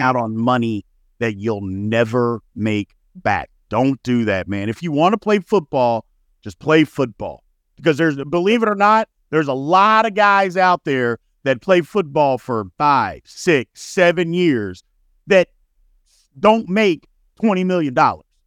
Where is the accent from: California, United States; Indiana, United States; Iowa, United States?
Indiana, United States; moved away; also born or lived in Louisville, Kentucky; I'm from Indiana, so a lot of my friends from back home are Colts fans